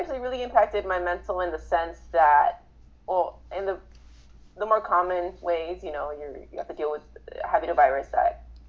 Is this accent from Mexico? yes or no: yes; Mexico City, Mexico; also born or lived in Inglewood, California; now in Las Vegas, United States; I'm Mexican. Mexican American. I've been living in Vegas for 20-ish years. But I was born in Mexico City, and then I moved to Inglewood, California, LA area. Then I moved to Vegas.